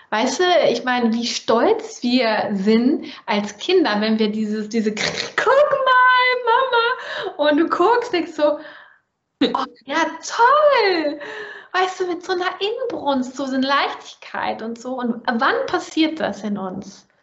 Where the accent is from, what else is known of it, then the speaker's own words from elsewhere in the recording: Germany; accent: German; ich als Deutsche mit deutschem Akzent